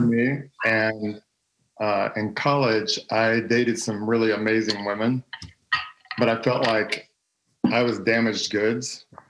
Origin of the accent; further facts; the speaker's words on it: Texas, United States; I'm from Texas. Uh, I grew up in a pastor's home